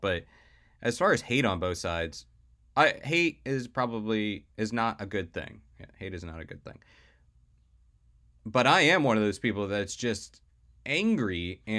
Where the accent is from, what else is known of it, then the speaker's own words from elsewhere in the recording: the South, United States; as we've mentioned before on this podcast, I was raised in the South. And I witnessed a lot of Confederate flags flying.